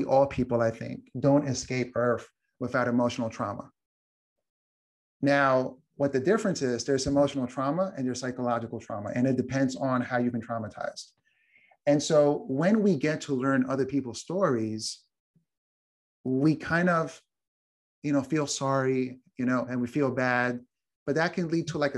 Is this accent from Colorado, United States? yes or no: no; New York, United States; I'm from New York